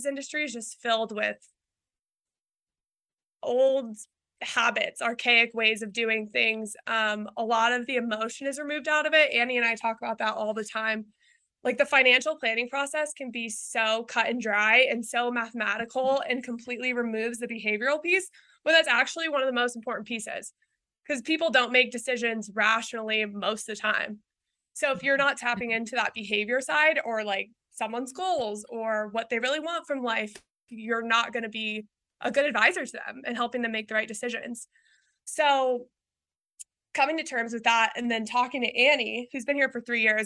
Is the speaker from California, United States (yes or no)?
yes; Visalia, California, United States; I'm from Visalia. It's in between Bakersfield and Fresno, very agriculture heavy area. I grew up on a dairy farm